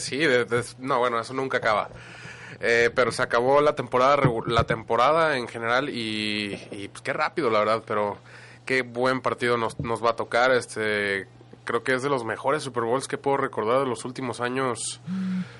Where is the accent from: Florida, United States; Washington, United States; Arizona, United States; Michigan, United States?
Arizona, United States; Phoenix; crecí en Phoenix, Arizona